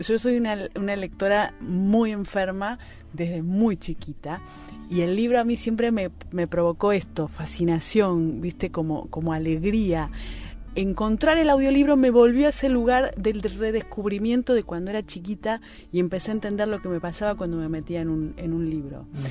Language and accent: Spanish; Argentina; nuestra literatura, que digo la nuestra, la argentina